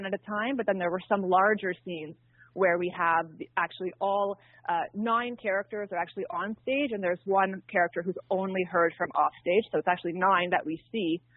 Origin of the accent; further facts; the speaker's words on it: near Ottawa, Ontario, Canada; moved away; I'm actually originally from Ottawa, close to Ottawa, in a small farming community outside of the city